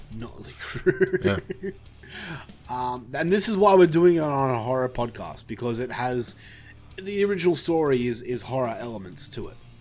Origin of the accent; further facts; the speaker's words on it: Australia; I've never left Australia